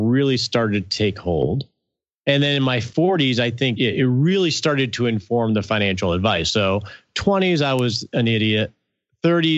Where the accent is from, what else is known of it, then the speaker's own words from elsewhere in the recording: Michigan, United States; moved away as an adult; now in Texas, United States; I moved down to Texas from Michigan, which is where I grew up